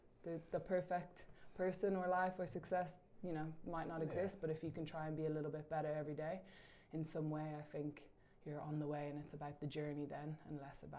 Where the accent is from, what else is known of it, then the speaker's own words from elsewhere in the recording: Dublin, Leinster, Ireland; Cool. So I'm obviously from Dublin.